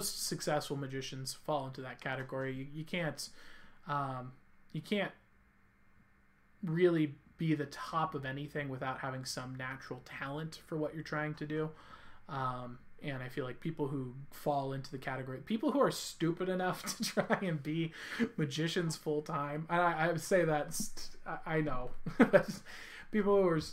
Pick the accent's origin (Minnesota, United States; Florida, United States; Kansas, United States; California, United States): California, United States; I'm from California